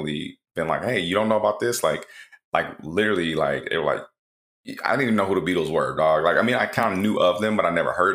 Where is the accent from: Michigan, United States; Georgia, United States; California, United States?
Michigan, United States; Flint; I grew up in Flint, Michigan.